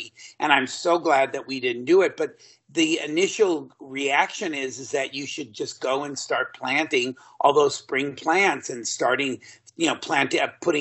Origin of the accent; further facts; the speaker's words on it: Southern California, United States; I'm originally from the Southern California area